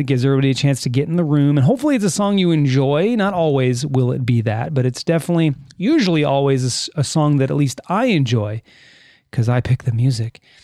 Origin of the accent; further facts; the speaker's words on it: California, United States; me as a Californian